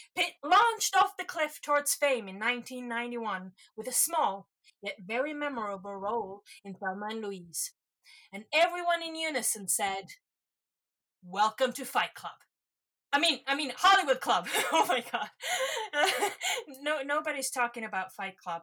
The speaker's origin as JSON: {"language": "English", "country": "Estonia", "said": "I'm from Estonia"}